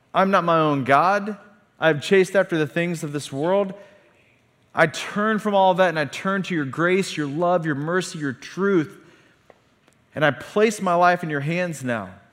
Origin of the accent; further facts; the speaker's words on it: a town 45 minutes north of Tulsa, Oklahoma, United States; we drove forty-five minutes south of my hometown to Tulsa, Oklahoma